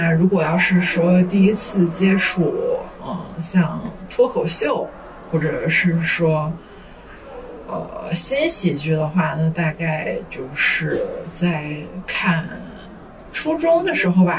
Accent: Northeast China, China; 因为我是一个东北人，所以的话就从小就比较喜欢看小品呀

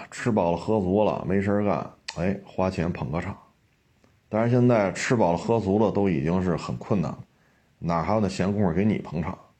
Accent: Beijing, China; 我生在这儿，长在这儿

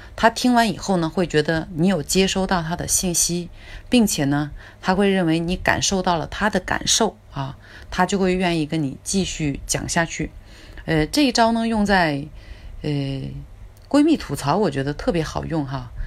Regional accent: China; 我们中国人呢，呃，也有一句非常经典的话，就是“家财万贯不如知识傍身”

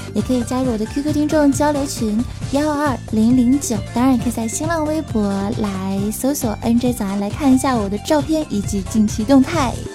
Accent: China; 我们中国人

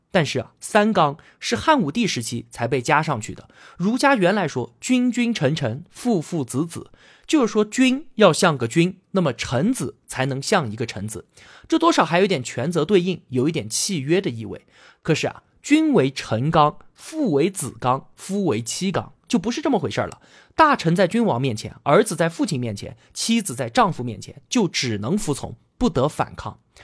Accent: China; 我们中国人

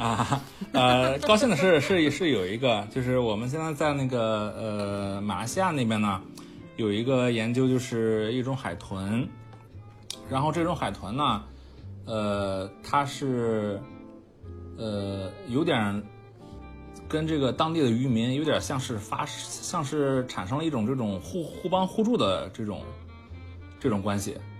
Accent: Qingdao, Shandong, China; 我是青岛人嘛，呃，嗯。从小是几乎是是还行长大的

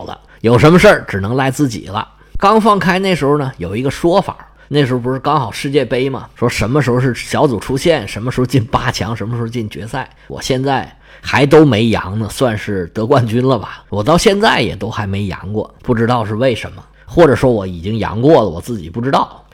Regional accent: China; 按照我们中国人的习惯

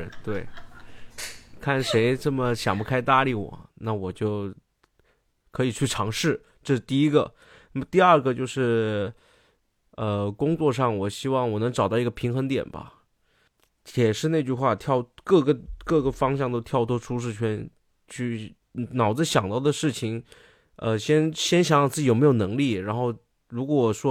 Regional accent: Guangdong, China; 觉得自己哈沿海人，广东人， {S1} 对 {S3} 我广东人，你跟我讲吃晕船药，

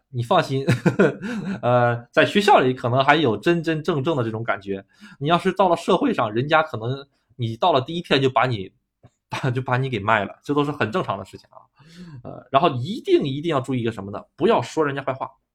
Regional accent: China; moved away as an adult; now in Japan; 咱们中国人是害人之心不可有啊

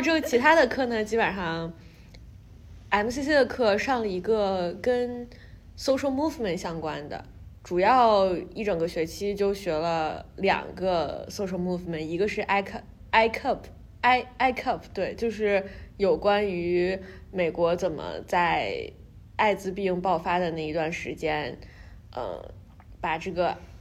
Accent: China; moved away as an adult; now in New York, United States; 因为我是中国来的，然后我又是一个中国女医生

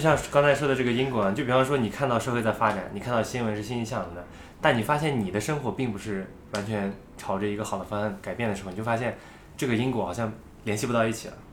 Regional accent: Xinjiang, China; moved away; 我觉得我生活的环境相对于内地吧，因为我是新疆人，相对于内地的发展是比较直后的

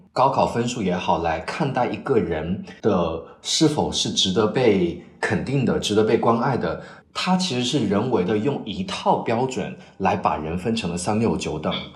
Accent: China; moved away as an adult; now in Cambridge, United Kingdom; 只有我一个中国人

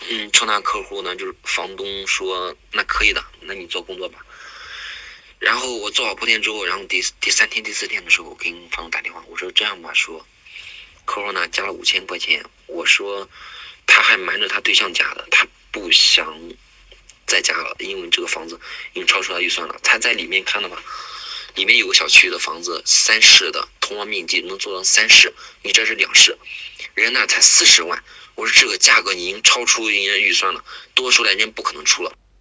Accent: Xuzhou, Jiangsu, China; 我是来自江苏省徐州丰县的

